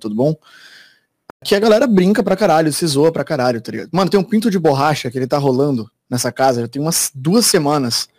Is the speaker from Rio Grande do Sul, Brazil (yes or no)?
no; Florianópolis, Santa Catarina, Brazil; moved away as an adult; now in São Paulo, Brazil; eu sou de Floripa